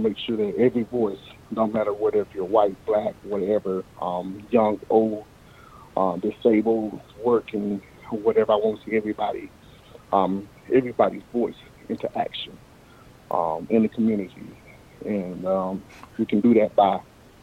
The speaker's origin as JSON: {"language": "English", "town": "Anderson", "region": "South Carolina", "country": "United States", "tie": "born or raised there", "also_born_or_lived": "Clemson, South Carolina", "said": "I was born here in Anderson. I was born in Anderson. I was raised in Anderson"}